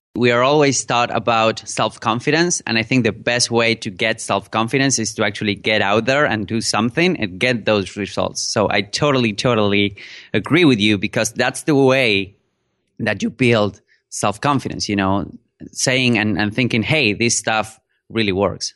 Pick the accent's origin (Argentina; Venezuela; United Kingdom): Argentina; Buenos Aires; first language Spanish; English is a second language; I'm a native speaker in Spanish. I am from Argentina, from Buenos Aires.